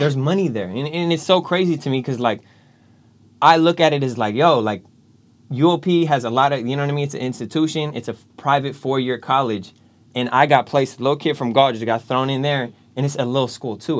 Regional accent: Galt, California, United States; moved away; I'm from Gault originally, right? Little small town

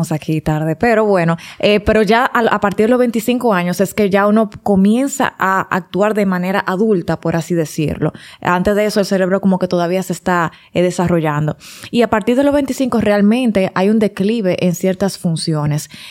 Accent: Santiago, Dominican Republic; now in Santo Domingo, Dominican Republic; por mucho tiempo fui docente, fui maestra en Pucamaima, en Recinto Santiago, que soy de Santiago.

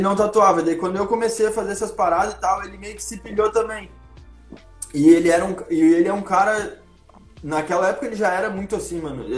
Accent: Caxias do Sul, Rio Grande do Sul, Brazil; eu sou de Caxias do Sul

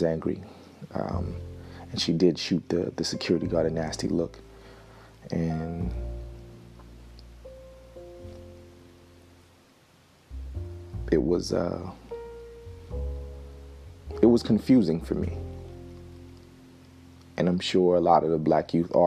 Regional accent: New Jersey, United States; I'm from the Northeast, New Jersey

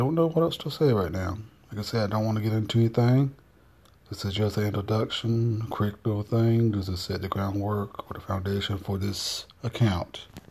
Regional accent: North Carolina, United States; I'm from North Carolina, so which is why my uh, voice sounds a little bit weird to those Yankees

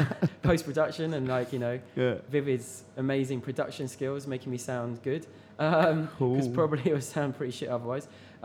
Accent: London, United Kingdom; I'm actually from North London, but east, north, west.

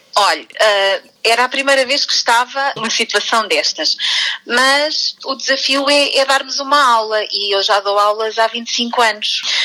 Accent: Alcanena, Santarém District, Portugal; eu sou da Alcanena e estou cá destacada este ano

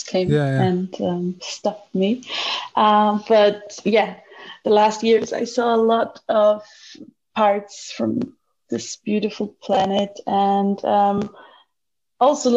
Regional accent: Germany; also born or lived in Austria; I'm here in Germany, where I come from. Due to the coronavirus, I had to move back to my home country

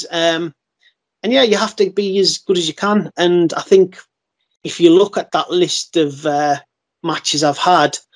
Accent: Carlisle, North West England, United Kingdom; got in the ring in Carlisle, my hometown

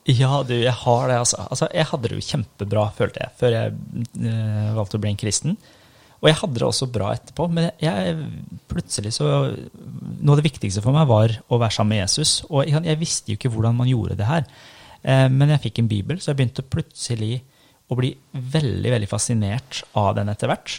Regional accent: Norway; also born or lived in Iran; Jeg var sju år når vi flytta til Norge. Kom som asylsøkere. Og så vokste jeg opp i en muslimsk familie

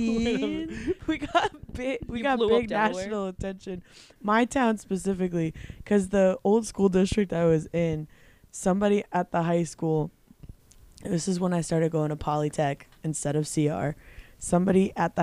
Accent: Wyoming, Delaware, United States; moved away as an adult; also born or lived in Keene, New Hampshire; I'm from Wyoming, Delaware.

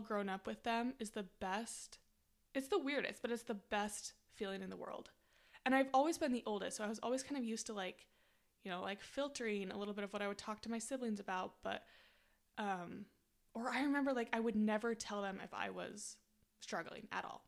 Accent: Utah, United States; moved away; said goodbye to, like, my hometown forever

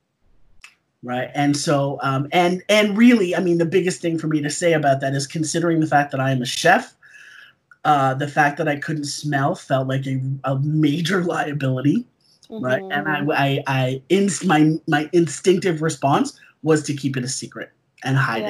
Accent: Toronto, Ontario, Canada; also born or lived in South Africa; I currently live in Toronto, in Canada. I've lived here for like 43 of my 44 years. Originally, I was born in South Africa.

